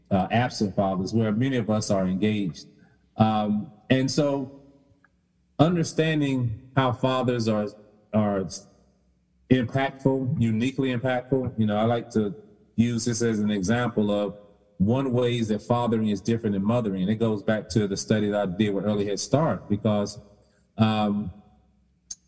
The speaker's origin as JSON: {"language": "English", "region": "the South", "country": "United States", "said": "I use the word ain't because I'm from the South."}